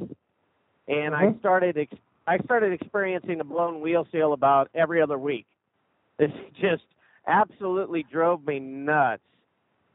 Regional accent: Wilmington, Ohio, United States; Wilmington, Ohio, which is right in the middle of Cincinnati, Dayton, and Columbus

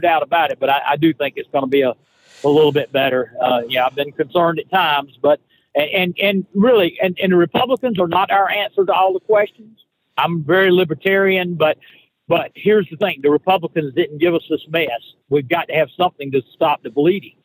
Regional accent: North Carolina, United States; all my friends in North Carolina, in, in, in the hometown

